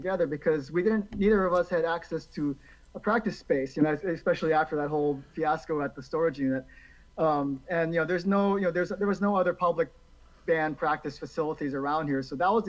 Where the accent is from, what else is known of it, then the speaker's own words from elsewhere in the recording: Hawaii, United States; now in Vancouver, Washington, United States; I'm originally from Hawaii, and then I moved to Vancouver back in 2000.